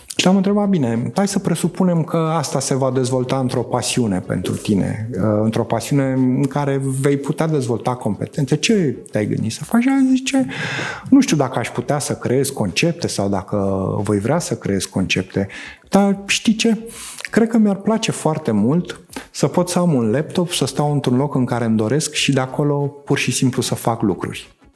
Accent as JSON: {"language": "Romanian", "country": "Romania", "said": "România e țara mea"}